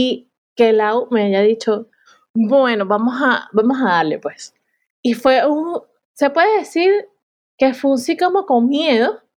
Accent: Dominican Republic; also born or lived in New York, United States; Yo, yo vengo de República Dominicana y viví en Nueva York.

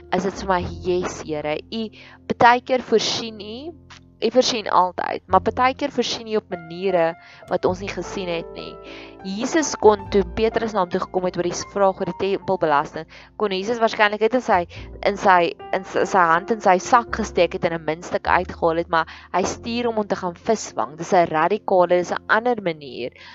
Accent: South Africa; dis daar waar ons gevestig begin raak het as 'n Afrikaner nasie

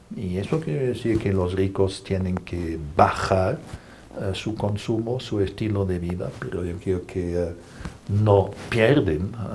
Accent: Germany; now in Brussels, Belgium; Yo soy jesuita alemán

